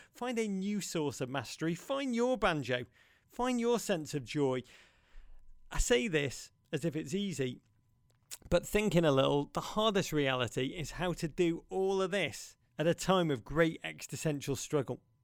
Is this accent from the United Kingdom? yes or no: yes; Liverpool, North West England, United Kingdom; moved away as an adult; also born or lived in Chicago; now in New York City, United States